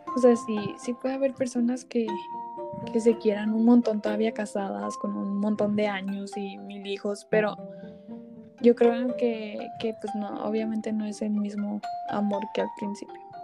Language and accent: Spanish; Mexico; Somos mexicanos